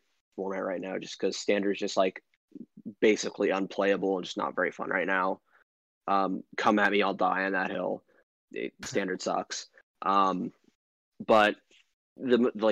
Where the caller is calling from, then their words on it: Atlanta, Georgia, United States; I'm calling from Atlanta, Georgia